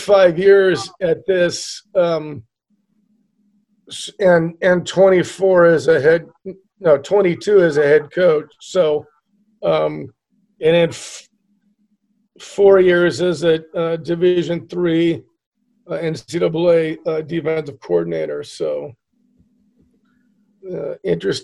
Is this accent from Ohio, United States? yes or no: no; Dana Point, California, United States; moved away as an adult; also born or lived in Camp Pendleton, California; now in Gold Beach, United States; Dana Point, Capistrano Beach was rural when I grew up